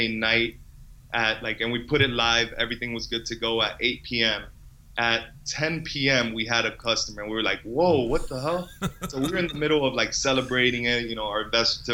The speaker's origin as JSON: {"language": "English", "town": "Miami", "region": "Florida", "country": "United States", "also_born_or_lived": "Boston", "moved": "as an adult", "lives_now": "Montreal, Canada", "said": "I'm from Miami"}